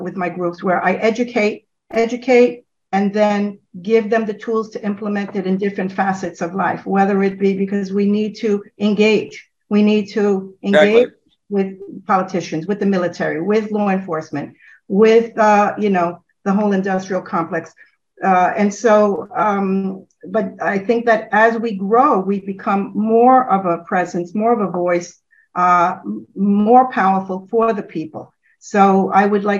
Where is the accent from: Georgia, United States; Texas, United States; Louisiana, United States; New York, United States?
New York, United States; I'm from New York, but my parents are from Italy